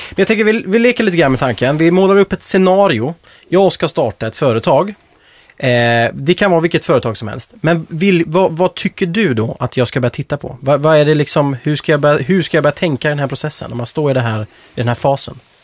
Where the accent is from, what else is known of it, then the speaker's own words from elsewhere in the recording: Småland, Sweden; Jag är själv från Småland